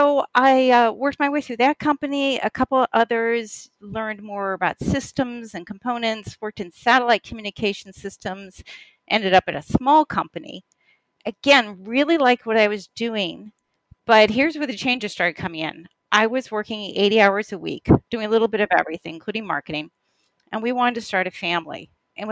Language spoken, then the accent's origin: English; Boston, Massachusetts, United States; So I took a job in the Boston area, which is my hometown